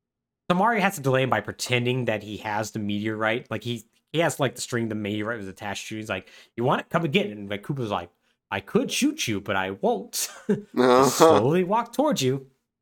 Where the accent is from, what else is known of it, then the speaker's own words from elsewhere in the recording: Texas, United States; This place, as a Texan, I appreciate it, but not really.